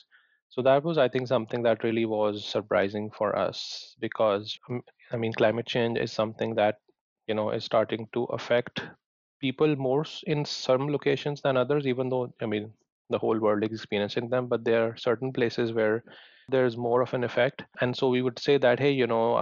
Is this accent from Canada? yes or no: no; Lahore, Punjab, Pakistan; moved away; I grew up in Pakistan, in the city of Lahore.